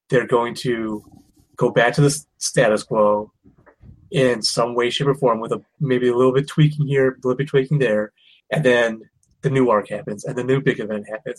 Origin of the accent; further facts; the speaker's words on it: Michigan, United States; I'm from Michigan